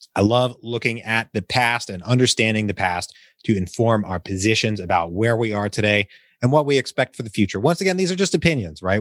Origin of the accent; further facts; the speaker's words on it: Richmond, Virginia, United States; moved away; my hometown of Richmond, Virginia